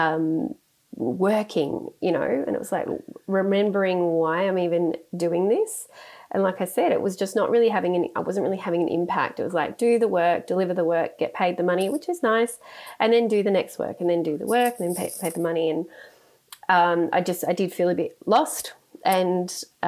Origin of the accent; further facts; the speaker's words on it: Sydney, New South Wales, Australia; I grew up in the Sutherland Shire of Sydney, so I'm a Shire girl from way back